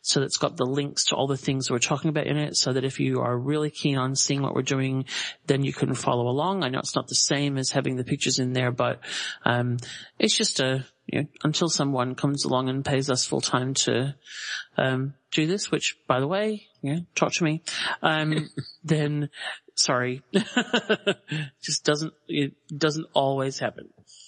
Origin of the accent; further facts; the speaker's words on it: Australia; Huge thank you to the random prize gods that I'm Australian out for that one, so I don't have to ship it overseas